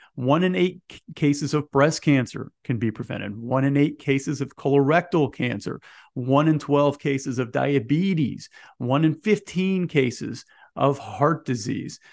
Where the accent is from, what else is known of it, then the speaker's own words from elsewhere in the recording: Indianapolis, Indiana, United States; I'm here in Indiana. I'm originally from Indianapolis.